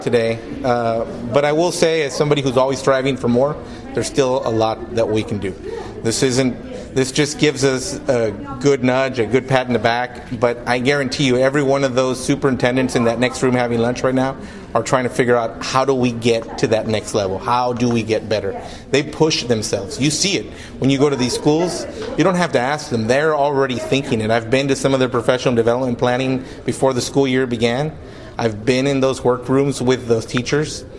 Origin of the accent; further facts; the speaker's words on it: Brownsville, Texas, United States; My hometown, Brownsville, is the poorest city in the nation